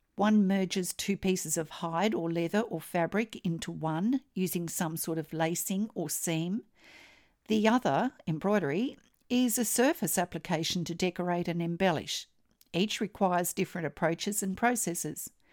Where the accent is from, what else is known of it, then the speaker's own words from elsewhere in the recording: Australia; I'm an Australian textile artist